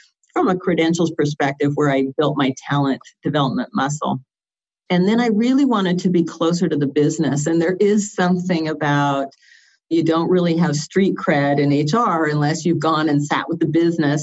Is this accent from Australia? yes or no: no; West Coast, United States; moved away as an adult; also born or lived in Atlanta; I was born and raised on the West Coast and went to Washington State University